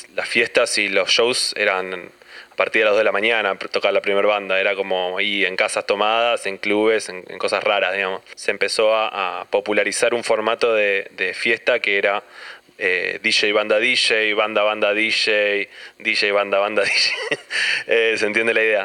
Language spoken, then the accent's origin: Spanish; Mar del Plata, Buenos Aires Province, Argentina; moved away as an adult; now in Buenos Aires, Argentina; somos de Mar del Plata, nos conocimos allá, ahí eh, fue la adolescencia y después nos fuimos a estudiar a La Plata.